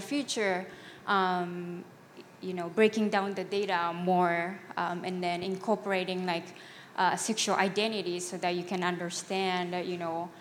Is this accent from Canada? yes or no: no; Japan; moved away as an adult; now in United States; So I'm from Japan, so I moved here to go to college, so I don't identify myself as an Asian American. I'm Japanese